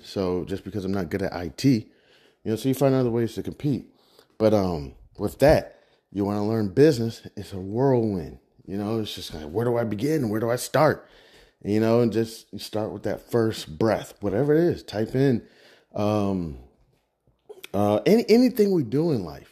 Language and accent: English; Midwest, United States; I'm from the Midwest